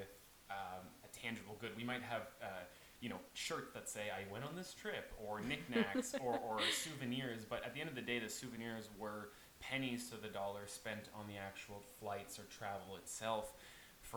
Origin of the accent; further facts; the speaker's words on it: Prince Edward Island, Canada; I am from Prince Edward Island